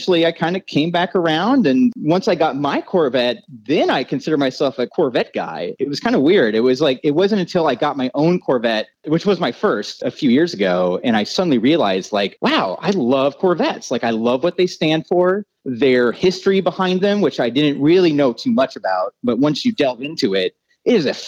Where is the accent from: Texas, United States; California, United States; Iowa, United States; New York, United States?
Iowa, United States; now in Los Angeles, United States; was born and raised in Iowa